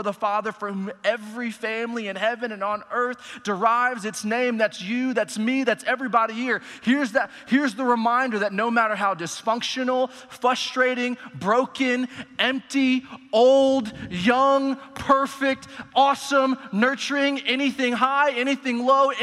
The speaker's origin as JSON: {"language": "English", "town": "Allen", "region": "Texas", "country": "United States", "tie": "born or raised there", "said": "I grew up in Allen, Texas, went to Allen High School throughout the whole school system"}